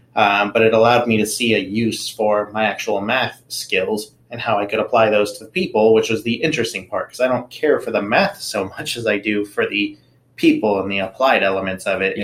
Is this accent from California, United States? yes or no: yes; Anaheim, California, United States; moved away as an adult; also born or lived in Tennessee; growing up in Anaheim, where I did, was a pretty diverse neighborhood.